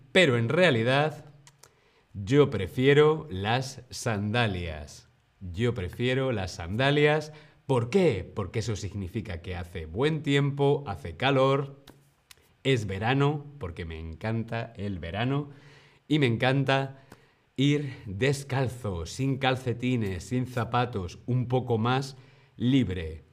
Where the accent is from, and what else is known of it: Spain